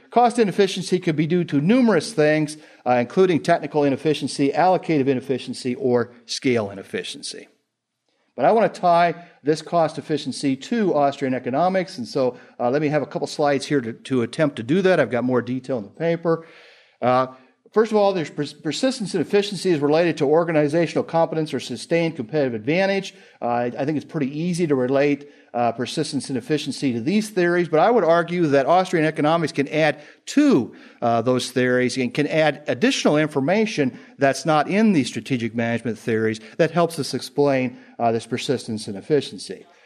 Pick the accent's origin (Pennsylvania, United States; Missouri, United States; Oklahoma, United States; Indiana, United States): Indiana, United States; I'm from Indiana